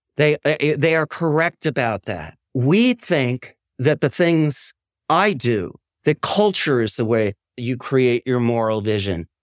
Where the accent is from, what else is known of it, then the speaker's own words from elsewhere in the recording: Madison, Wisconsin, United States; I'm from Madison, Wisconsin, which is a kind of, uh, progressive Shangri-La, uh, place I'm very proud to be from